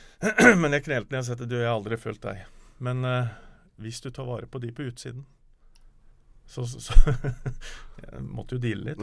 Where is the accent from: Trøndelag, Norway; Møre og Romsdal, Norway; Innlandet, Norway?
Innlandet, Norway; Snertingdalen; Jeg kommer jo fra Snertingdalen